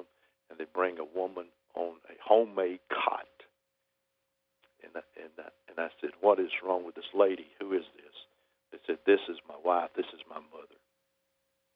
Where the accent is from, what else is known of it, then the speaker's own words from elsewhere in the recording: Alabama, United States; from Alabama